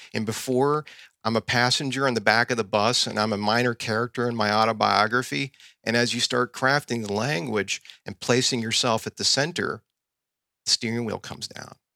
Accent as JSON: {"language": "English", "region": "the South", "country": "United States", "tie": "born or raised there", "said": "I grew up in the South in the eighties and the nineties"}